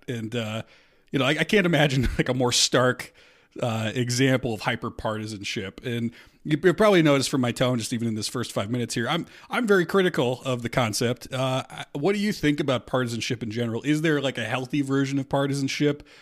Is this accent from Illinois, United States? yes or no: no; Omaha, Nebraska, United States; I grew up in Omaha